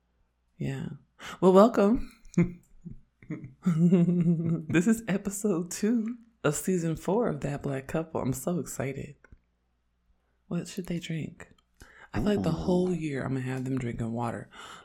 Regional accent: Oakland, California, United States; I'm from Oakland, and I'm an androgynous, black lesbian feminist

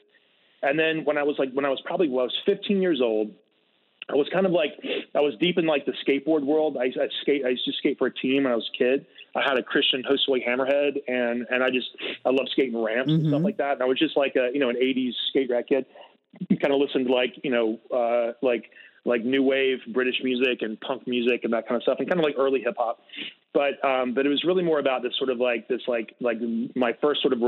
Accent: Greenville, South Carolina, United States; moved away as an adult; also born or lived in New York City; now in California, United States; my hometown of Greenville, South Carolina.

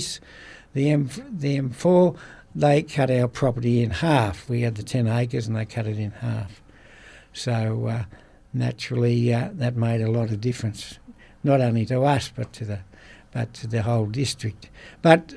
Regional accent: Penrith, New South Wales, Australia; I was born in High Street, Penrith, at the private hospital, which is opposite the fire station

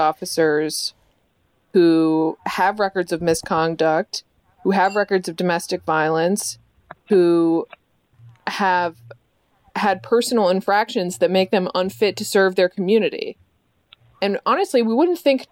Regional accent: Boston, Massachusetts, United States; moved away; I'm originally from Boston

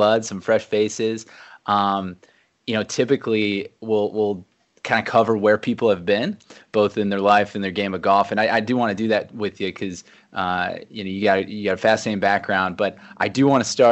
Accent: Ohio, United States; I grew up in Ohio

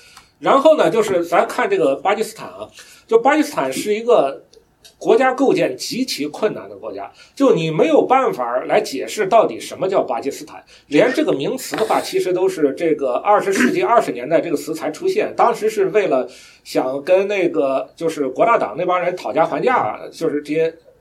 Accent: China; 我们就就比如说我们中国人，比如说我我党要解释什么是中华民族，他有一套他的理论，是吧？

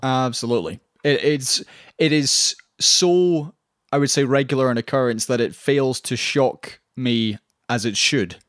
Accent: Scotland, United Kingdom; I say this as a Scottish person

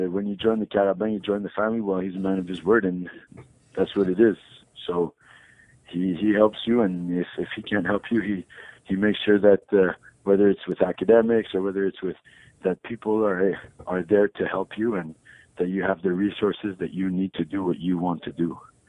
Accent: Montreal, Quebec, Canada; I grew up in Montreal

